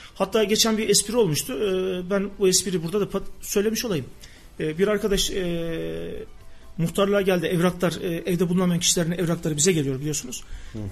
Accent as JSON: {"language": "Turkish", "town": "Gemerek", "region": "Sivas Province", "country": "Turkey", "tie": "born or raised there", "also_born_or_lived": "Kayseri", "moved": "yes", "said": "ben Sivas Gemerek doğumluyum."}